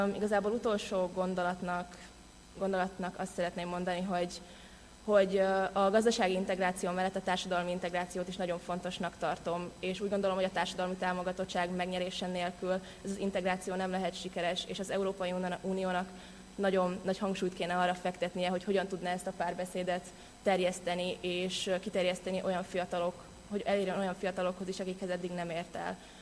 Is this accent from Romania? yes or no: no; Slovakia; moved away as an adult; now in Hungary; felvidéken nőttem fel, és a magyar gimnáziumban